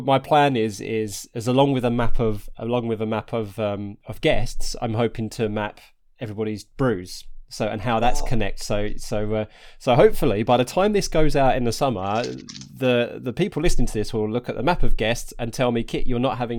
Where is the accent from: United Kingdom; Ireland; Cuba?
United Kingdom; Harlow, East of England; moved away; I'm originally from Harlow in Essex